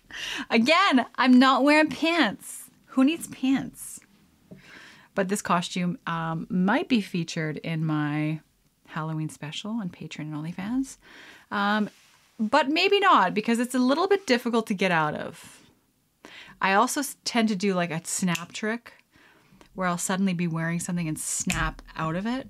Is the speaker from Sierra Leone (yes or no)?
no; Canada